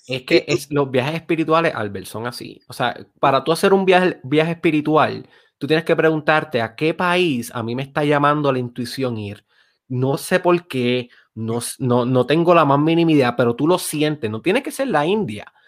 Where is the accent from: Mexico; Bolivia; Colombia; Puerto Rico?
Puerto Rico; Lajas; Yo soy de Lajas.